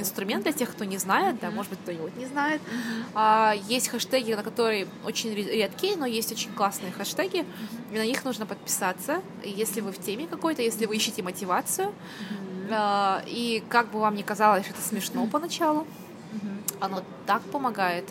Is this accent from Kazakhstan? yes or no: yes; Kazakhstan; moved away as an adult; also born or lived in United Kingdom / Almaty; I'm from Kazakhstan